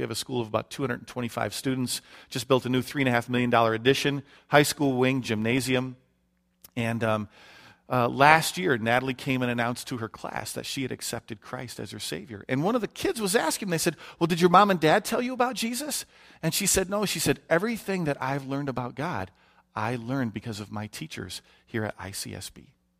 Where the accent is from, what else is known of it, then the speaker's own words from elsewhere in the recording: Detroit, Michigan, United States; You know, you don't know me from Adam, but I grew up in Detroit, Michigan.